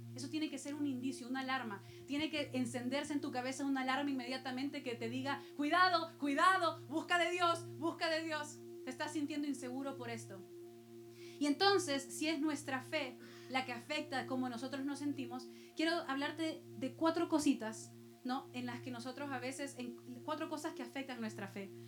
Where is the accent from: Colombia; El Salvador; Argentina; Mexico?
El Salvador; moved away; Y yo soy de Salvador también